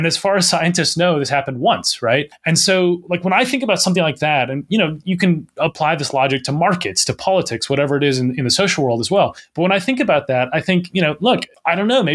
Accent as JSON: {"language": "English", "region": "Minnesota", "country": "United States", "moved": "as an adult", "lives_now": "England, United Kingdom", "said": "I'm from Minnesota originally"}